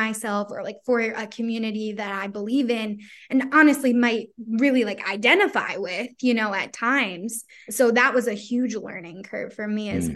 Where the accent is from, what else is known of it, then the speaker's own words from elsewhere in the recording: Philadelphia, Pennsylvania, United States; also born or lived in Virginia; I'm from Philly